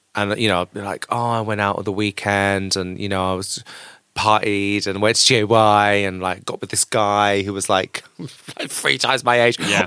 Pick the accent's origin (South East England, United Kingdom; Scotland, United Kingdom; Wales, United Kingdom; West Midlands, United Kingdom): South East England, United Kingdom; Canterbury; I grew up in Canterbury in Kent, which is really lovely but really boring.